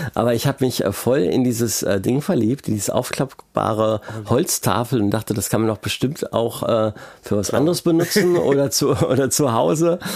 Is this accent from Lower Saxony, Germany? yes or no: yes; Braunschweig, Lower Saxony, Germany; ich komme aus Braunschweig